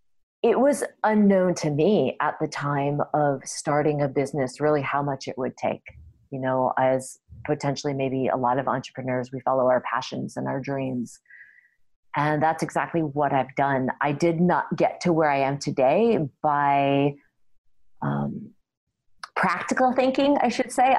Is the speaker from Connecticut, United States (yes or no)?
yes; Connecticut, United States; moved away as an adult; now in Canada; I was born actually in Connecticut, which is actually in America, in the States